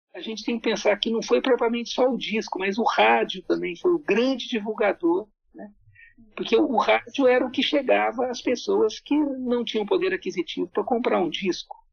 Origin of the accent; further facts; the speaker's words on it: Jacareí, São Paulo, Brazil; sou nascido em Jacareí, Vale do Paraíba, é, e eu morei lá até os 18 anos.